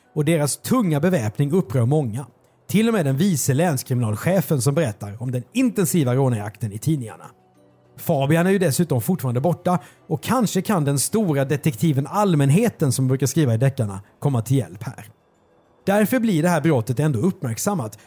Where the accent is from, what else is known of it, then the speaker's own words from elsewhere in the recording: southern Sweden, Sweden; vi är från södra Sverige